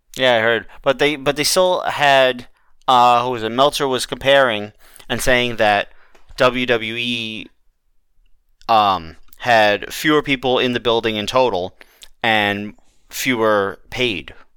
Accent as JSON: {"language": "English", "region": "New York", "country": "United States", "said": "As a New Yorker"}